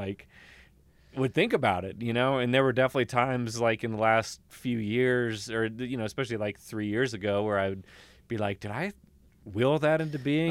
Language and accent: English; Kentucky, United States; moved away as an adult; now in Colorado, United States; where we grew up in Kentucky